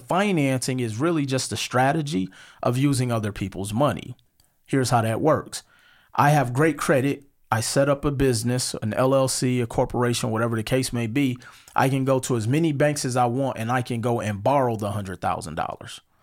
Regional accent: Milwaukee, Wisconsin, United States; moved away as an adult; also born or lived in Las Vegas; I'm from Milwaukee, Wisconsin. I grew up on 47th and Hampton.

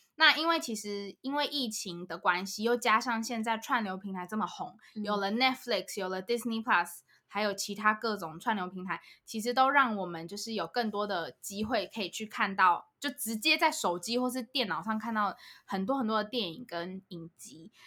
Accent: Taiwan; moved away as an adult; also born or lived in United States; 我就是台湾出生长大，我就是台湾人

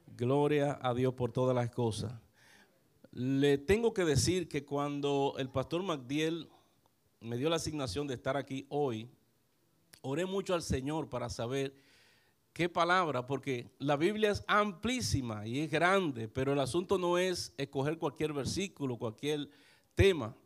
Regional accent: San Pedro de Macorís, Dominican Republic; aunque no nací en San Pedro de Macorís, pero llegué muy muchacho a San Pedro de Macorís.

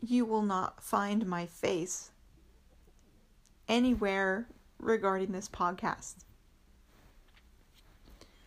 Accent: United States; being an American

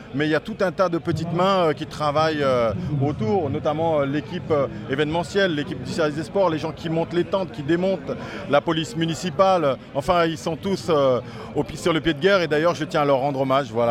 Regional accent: French Guiana; en tant que Guyanais

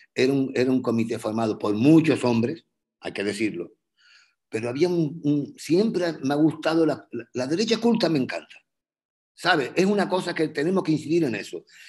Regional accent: Canary Islands, Spain; yo soy, yo soy canario

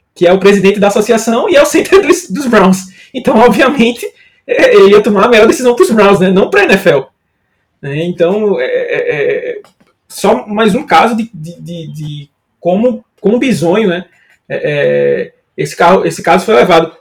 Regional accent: Northeast Region, Brazil; eu não sou de São Paulo, né? Nem de Minas Gerais como o Otávio, né? Sou nordestino

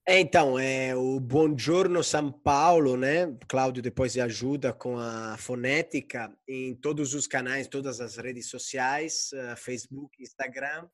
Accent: Florence, Tuscany, Italy; now in Brazil; Eu, como sou de Florença, da Toscana

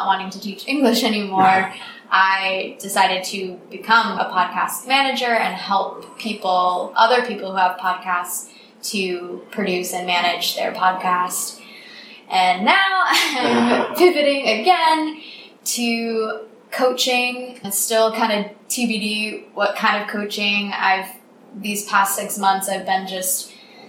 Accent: United States; moved away as an adult; also born or lived in New York City; now in Vietnam; I'm American. I've been in Vietnam for 2.5 years

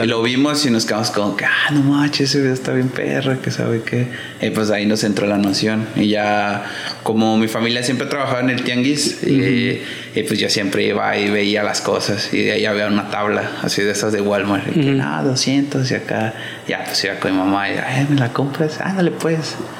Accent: Mexico City, Mexico; yo soy de Polanco

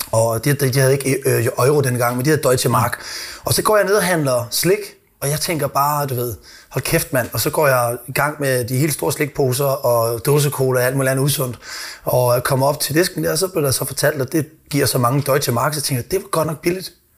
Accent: Odense, Southern Denmark, Denmark; Nu er jeg jo fra Odense

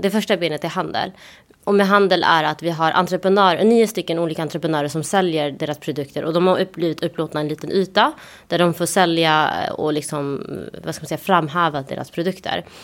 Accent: Malmö, Skåne, Sweden; moved away as an adult; now in Stockholm, Sweden; jag kommer från Malmö där vi har Möllevången mitt i stan.

